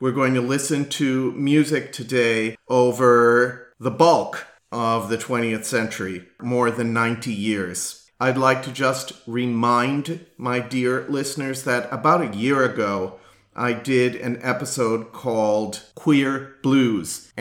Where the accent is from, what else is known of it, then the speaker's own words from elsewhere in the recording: Wisconsin, United States; moved away; my home state of Wisconsin